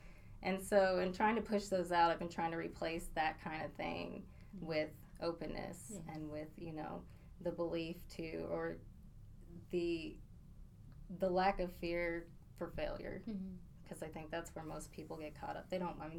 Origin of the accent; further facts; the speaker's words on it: Abilene, Texas, United States; accent: northern accent; also born or lived in Maryland / Spokane, Washington; and I came to Abilene when I was 8. And when I came here, it was kind of a whole new world. I came from Spokane, Washington, mm-hmm.